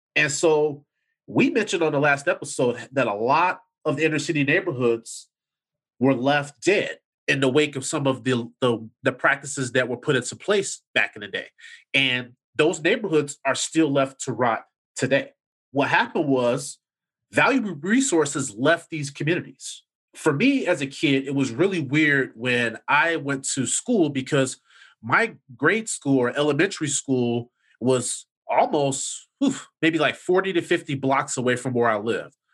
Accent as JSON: {"language": "English", "town": "Chicago", "region": "Illinois", "country": "United States", "tie": "born or raised there", "said": "I grew up in the Chatham area in the South Side"}